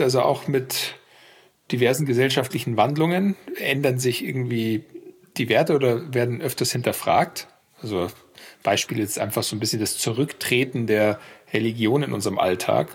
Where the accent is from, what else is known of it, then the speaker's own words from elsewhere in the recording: Germany; moved away as an adult; also born or lived in United States / France; war vier Jahre in den USA und als Deutscher natürlich und bin dann auch zurück